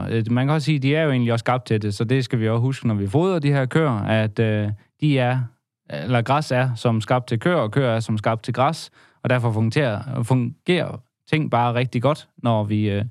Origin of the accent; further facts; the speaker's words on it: Vorbasse, Southern Denmark, Denmark; Og jeg er jo fra Vorbasse, så vi har slået en god handel af ham.